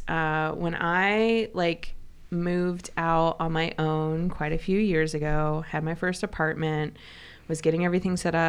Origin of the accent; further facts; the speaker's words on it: the Midwest, near Canton and Akron, Ohio, United States; I was from the Midwest